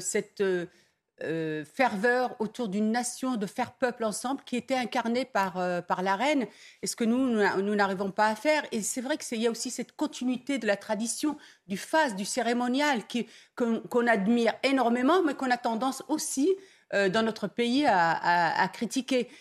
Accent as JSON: {"language": "French", "town": "Dreux", "region": "Centre-Val de Loire", "country": "France", "said": "je suis de Dreux"}